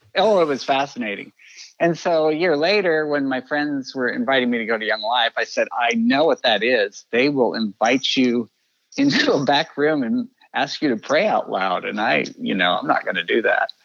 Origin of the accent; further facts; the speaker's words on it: Kansas City, Missouri, United States; also born or lived in Texas / Colorado Springs; I grew up uh, in Kansas City. Uh, moved here a few months before I started kindergarten